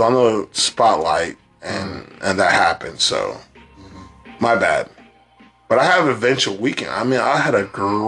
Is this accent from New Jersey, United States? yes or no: yes; New Jersey, United States; I'm from Jersey.